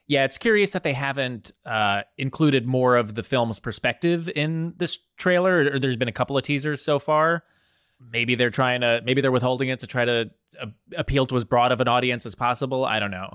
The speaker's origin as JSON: {"language": "English", "region": "New Jersey", "country": "United States", "said": "I'm from New Jersey."}